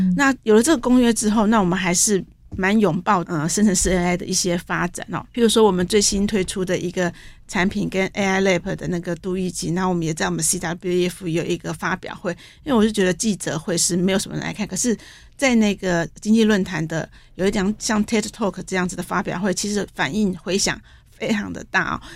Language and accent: Chinese; Taiwan; 因为我们台湾人都很喜欢快